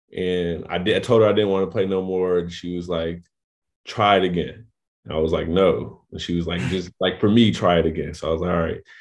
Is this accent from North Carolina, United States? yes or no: yes; Raleigh-Durham area, North Carolina, United States; also born or lived in New Orleans, Louisiana; me and my family relocated to North Carolina, um, like the Raleigh, Durham area